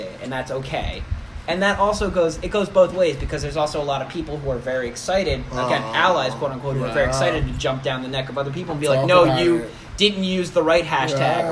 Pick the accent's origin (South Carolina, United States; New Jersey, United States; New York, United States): New Jersey, United States; Oceanport; The best thing to come out of Oceanport, New Jersey, is us